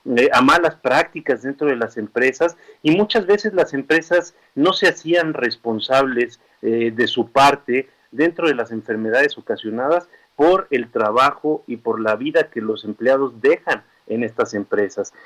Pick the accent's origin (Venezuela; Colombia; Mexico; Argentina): Mexico; Chihuahua; now in Mexico City, Mexico; yo soy originario de Chihuahua